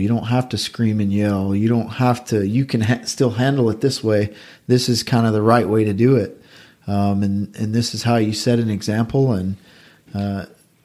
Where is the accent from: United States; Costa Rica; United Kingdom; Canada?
United States; the South; growing up in the South